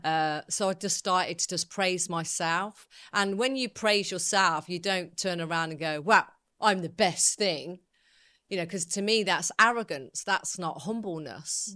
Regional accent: Coventry, West Midlands, United Kingdom; I was brought up in Coventry

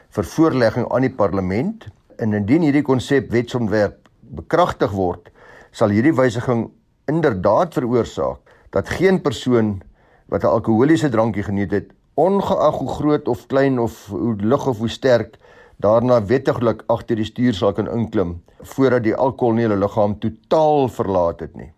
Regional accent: South Africa; ons as Suid-Afrikaners

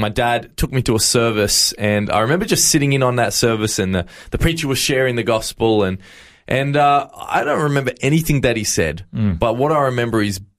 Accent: Campbelltown, New South Wales, Australia; I was actually born and raised in New South Wales in a little area called Camden and Campbelltown.

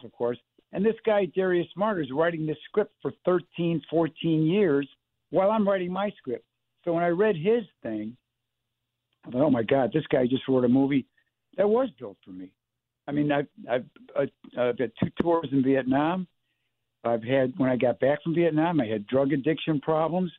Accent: Chicago, Illinois, United States; I grew up in Chicago in the 50s and 60s

